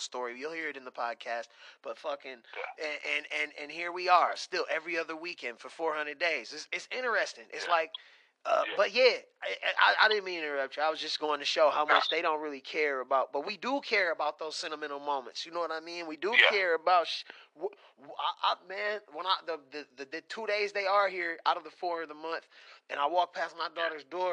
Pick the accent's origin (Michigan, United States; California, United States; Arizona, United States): Michigan, United States; I'm from Michigan